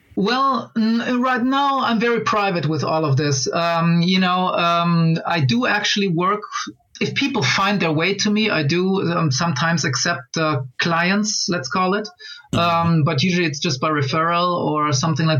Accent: Angola; moved away; I was born in Angola

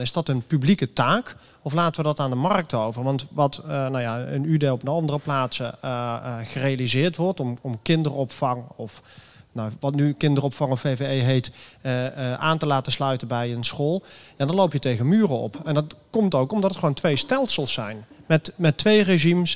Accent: Amsterdam, North Holland, Netherlands; ik kom uit Amsterdam. Ik ben hier in Rotterdam.

